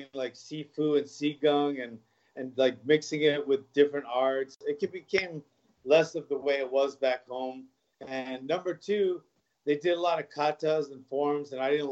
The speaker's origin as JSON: {"language": "English", "region": "Hawaii", "country": "United States", "tie": "born or raised there", "also_born_or_lived": "Los Angeles", "moved": "as an adult", "said": "I moved there when I was like 4 years old, and then I was raised there till I, you know, left to pursue a fighting career in LA."}